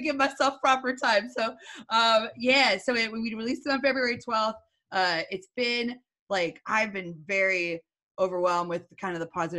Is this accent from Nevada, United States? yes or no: no; Northwestern Pennsylvania, United States; now in Philadelphia, United States; I'm from Northwestern Pennsylvania